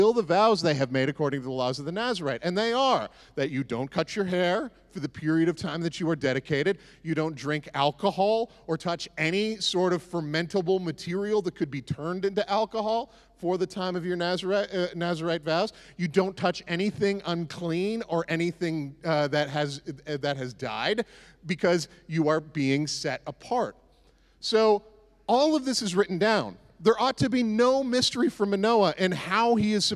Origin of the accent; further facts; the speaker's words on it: the Maritimes, Canada; moved away; I grew up in the Maritimes